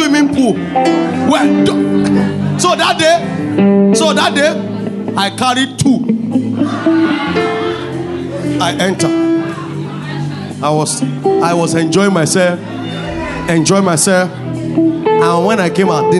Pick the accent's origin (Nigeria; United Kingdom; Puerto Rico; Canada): Nigeria; Me that grew up from Ondo Ikiti side